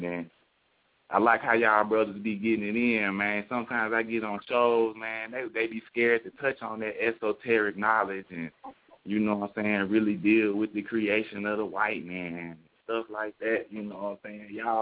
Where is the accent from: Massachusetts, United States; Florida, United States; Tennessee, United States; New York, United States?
Tennessee, United States; Memphis; now in Iowa, United States; Man, I'm in Iowa right now. I'm from Memphis, though